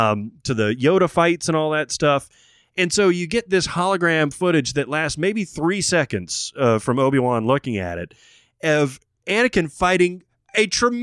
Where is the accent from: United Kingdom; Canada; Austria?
Austria; I come from Austria.